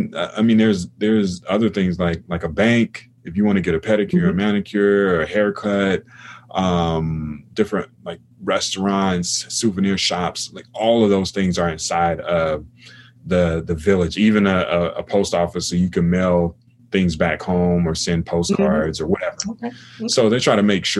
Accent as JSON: {"language": "English", "country": "United States", "said": "I'm from America"}